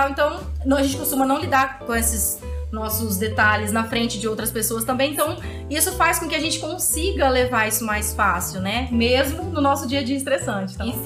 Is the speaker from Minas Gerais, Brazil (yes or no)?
no; Cianorte, Paraná, Brazil; moved away as an adult; tenho um escritório de engenharia em Cianorte. E já trabalhei fora, já trabalhei construindo plataforma de petróleo, em outras cidades. Vim para Norte, voltei para minha cidade natal e ancorei